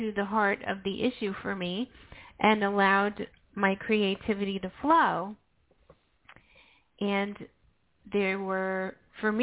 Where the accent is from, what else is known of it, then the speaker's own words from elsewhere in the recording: New York, United States; I'm a New Yorker